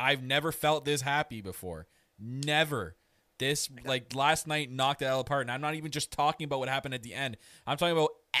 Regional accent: Canada; I am your Canadian Prince.

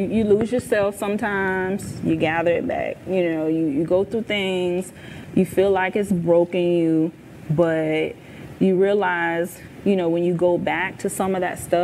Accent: Charleston, Missouri, United States; now in Jacksonville, United States; I'm originally from Charleston, Missouri, a little small town in farm town, 5,000 people

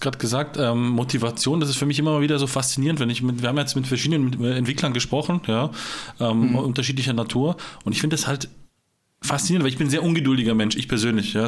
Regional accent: Herten, Baden-Württemberg, Germany; Herten, das ist da, wo ich herkomme, Eco, Delta Tango Roma, ganz unten in Süddeutschland

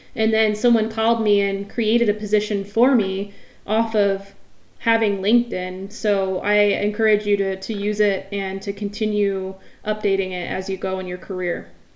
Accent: near Mount Rainier, Washington, United States; I grew up near Mount Rainier, Crystal Mountain

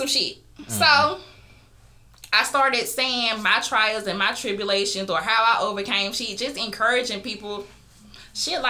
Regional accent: Geneva, Georgia, United States; also born or lived in Columbus, Georgia; I'm really from a small town called Geneva, Georgia. But I lived in Columbus the same amount of time as I lived there

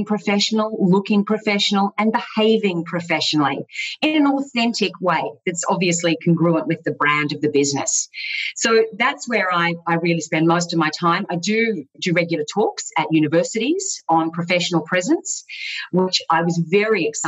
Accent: Gold Coast, Queensland, Australia; also born or lived in Melbourne; I was born in Melbourne, but moved to the gorgeous Gold Coast at a very young age and basically grew up there

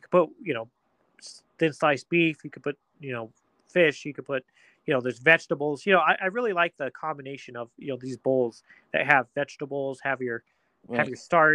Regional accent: Pueblo, Colorado, United States; growing up in Pueblo

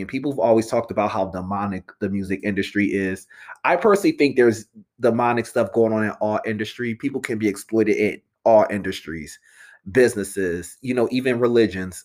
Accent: Philadelphia, Pennsylvania, United States; I'm from the Philly area. I went to Temple University, live in Philly for seven years.

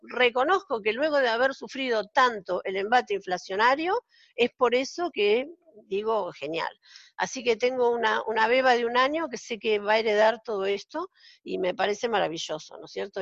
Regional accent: Argentina; moved away as an adult; now in Israel; yo estoy viviendo en Israel desde hace 14 años, soy argentina

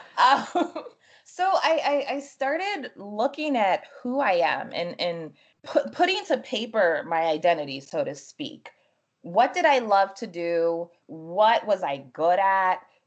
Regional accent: New Jersey, United States; also born or lived in Freetown, Sierra Leone; my family came here when I was five going on six, and we settled in New Jersey. So I grew up in New Jersey

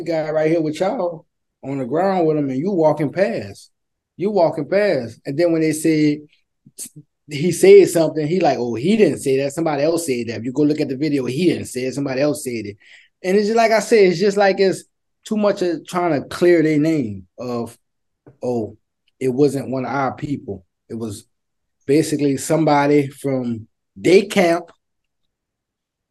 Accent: the South, United States; growing up in the South

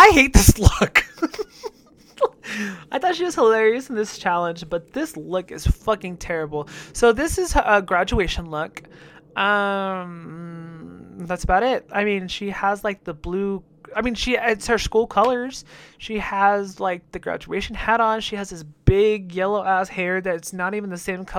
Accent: Jalisco, Mexico; my home state of Jalisco

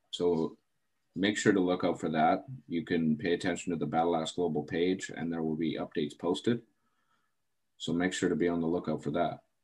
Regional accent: Terrace, British Columbia, Canada; my hometown of Terrace, BC

